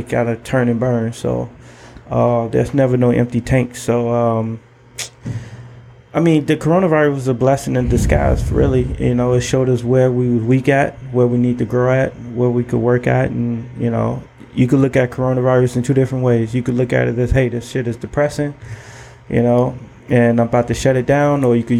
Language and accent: English; Chicago, Illinois, United States; Southside, man. No, I'm actually from the projects, man.